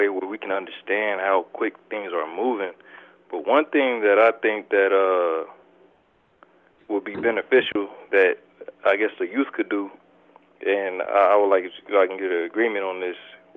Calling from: Omaha, Nebraska, United States; I'm calling from Omaha, Nebraska.

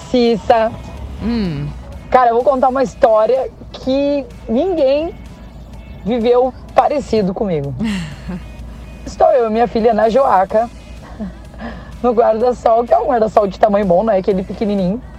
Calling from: Joinville, Santa Catarina, Brazil; Oi, gurias, boa tarde, tudo bem com vocês? … sou aqui de Joinville.

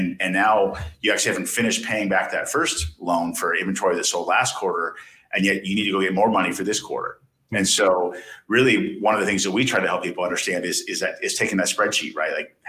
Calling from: Austin, Texas, United States; We're calling it from Austin, Texas.

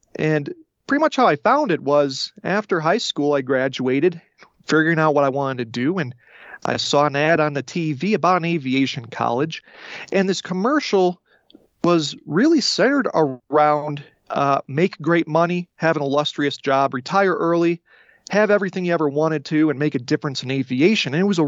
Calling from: the West, United States; Well, I'm on the western part of the U.S. right now.

